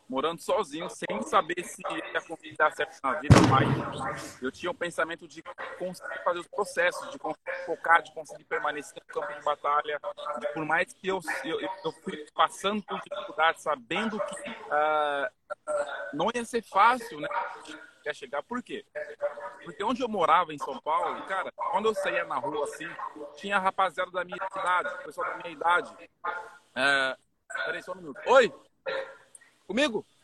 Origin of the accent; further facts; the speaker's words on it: Cameroon; Portuguese is a second language; now in Brazil; eu saí lá de Camarões, né? O outro lado do planeta para vir aqui no Brasil. Eu nem sabia falar português